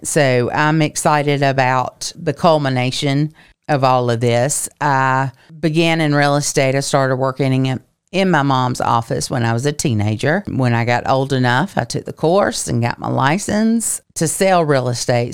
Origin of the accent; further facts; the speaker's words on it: Lincolnton, Georgia, United States; now in Augusta, United States; I have only lived in Augusta for seven years, coming from my hometown of Lincolnton, Georgia